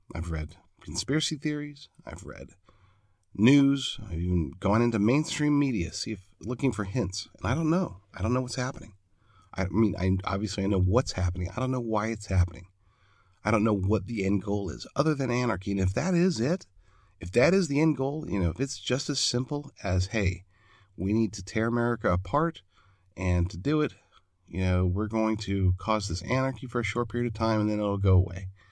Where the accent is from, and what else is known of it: United States